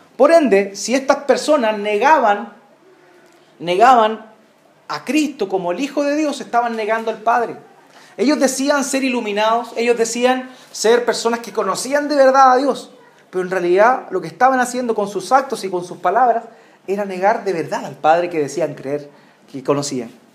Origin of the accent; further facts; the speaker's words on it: Chile; acá en Chile nosotros celebramos eh, nuestras fiestas patrias